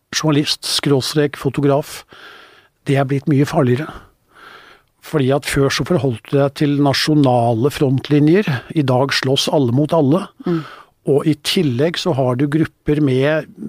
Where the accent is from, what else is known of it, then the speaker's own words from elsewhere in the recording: Norway; also born or lived in northern Spain; her hjemme i Norge